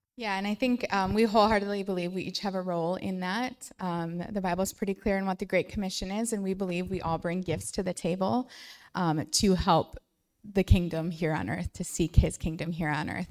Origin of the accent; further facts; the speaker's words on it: St. Cloud, Minnesota, United States; we are from the Saint Cloud area